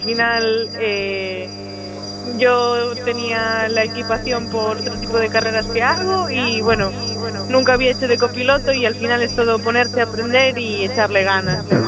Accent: near Doroña, Galicia, Spain; realmente nací cerca de Doroña

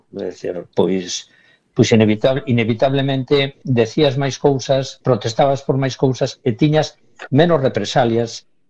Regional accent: Vigo, Galicia, Spain; como vigués sempre sentín un pouco de envexa nos anos 80 e 90

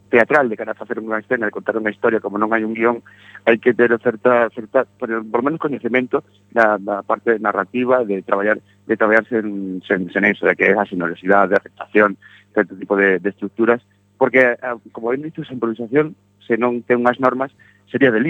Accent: Galicia, Spain; como galegos que somos

